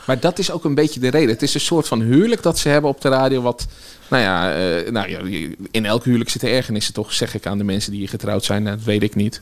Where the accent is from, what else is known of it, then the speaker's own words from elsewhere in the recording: Nieuwegein, Utrecht, Netherlands; also born or lived in Kanaleneiland, Utrecht; opgegroeid in Nieuwegein en daarna heb ik in Kanaleiland op school gezeten